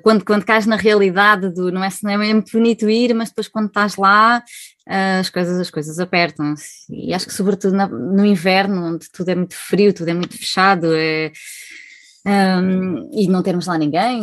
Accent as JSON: {"language": "Portuguese", "town": "Marinha Grande", "region": "Leiria District", "country": "Portugal", "also_born_or_lived": "Switzerland", "moved": "as an adult", "said": "somos da Marinha Grande, somos portugueses uh, e em 2012 emigramos para a Suíça"}